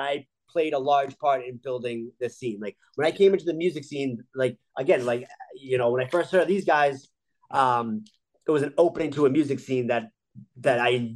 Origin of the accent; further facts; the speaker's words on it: Boston, Massachusetts, United States; I'll get stopped, you know, in my hometown and people know who I am